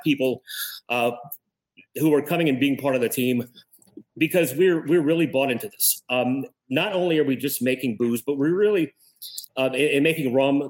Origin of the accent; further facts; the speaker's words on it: Cut Off, Louisiana, United States; moved away as an adult; also born or lived in Florida; now in Lafayette, United States; I'm originally from Cut Off, Louisiana, which is down south